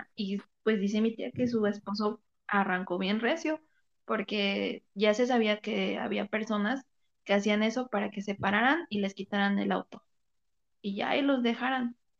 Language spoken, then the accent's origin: Spanish; Chilpancingo, Guerrero, Mexico; la ciudad aquí de, donde soy yo, de Chilpancingo